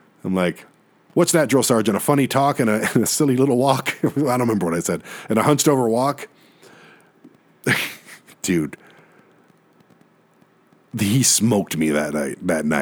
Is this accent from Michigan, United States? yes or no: yes; Detroit, Michigan, United States; My whole life, I grew up in Detroit as a, you know, the one white kid and my other friend on the block